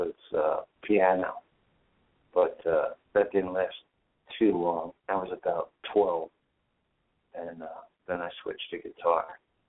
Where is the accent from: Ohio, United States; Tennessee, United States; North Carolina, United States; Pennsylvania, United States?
Pennsylvania, United States; Philadelphia; I was born in Philadelphia.